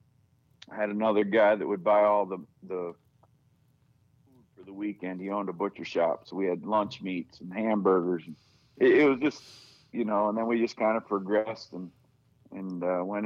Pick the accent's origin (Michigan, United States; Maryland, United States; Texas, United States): Michigan, United States; I was born and raised in Michigan.